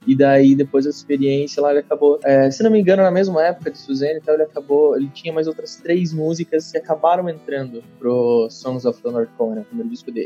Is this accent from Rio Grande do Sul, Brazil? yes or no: no; Santa Catarina, Brazil; moved away as an adult; also born or lived in Dublin; now in São Paulo, Brazil; Eu, assim como o Denis, sou, sou catarinense